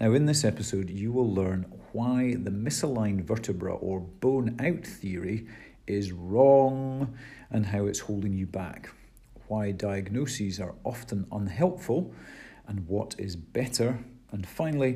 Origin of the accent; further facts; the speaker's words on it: Scotland, United Kingdom; we are Scottish and British here